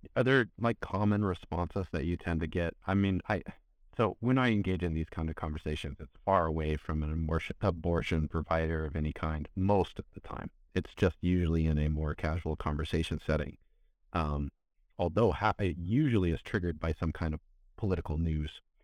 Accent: California, United States; I grew up in California

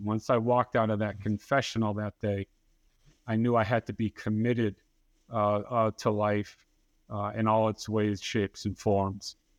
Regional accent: Dartmouth, Massachusetts, United States; moved away as an adult; now in Tampa, United States; I was born and raised in Dartmouth, Massachusetts, and I spent the first 26 years of my life up there

